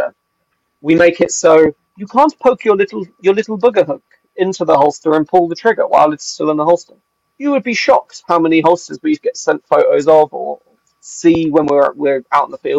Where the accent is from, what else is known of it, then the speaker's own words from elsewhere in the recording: England, United Kingdom; moved away as an adult; now in Wales, United Kingdom; And as an Englishman